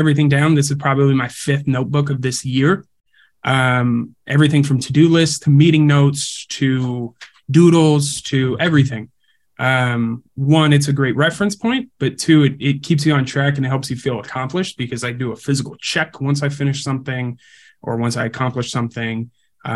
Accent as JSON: {"language": "English", "region": "California", "country": "United States", "moved": "yes", "lives_now": "Wisconsin, United States", "said": "I'm originally from California"}